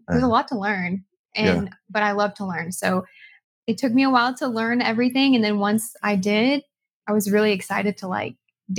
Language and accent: English; Murfreesboro, Tennessee, United States; I'm from Murfreesboro, just like Brad and Casey.